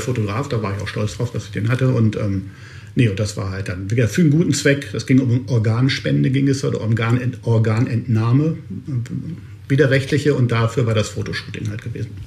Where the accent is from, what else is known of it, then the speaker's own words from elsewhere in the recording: Hanover, Lower Saxony, Germany; now in Cologne, Germany; ich bin Hannoveraner, ich bin dröger Norddeutscher quasi